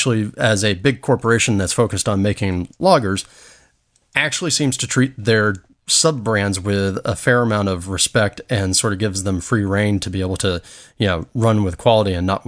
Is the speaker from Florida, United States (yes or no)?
yes; Apopka, Florida, United States; my hometown in Apopka, Florida